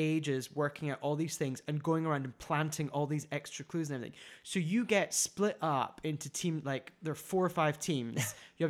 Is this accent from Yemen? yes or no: no; United Kingdom; moved away; as a British person